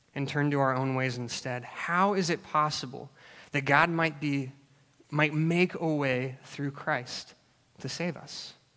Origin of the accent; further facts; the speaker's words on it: Alaska, United States; I grew up in Alaska